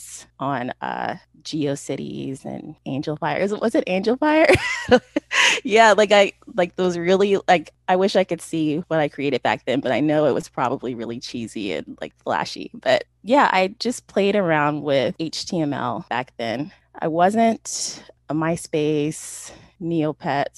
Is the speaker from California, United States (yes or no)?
yes; Sacramento, California, United States; I was born and raised in Sacramento.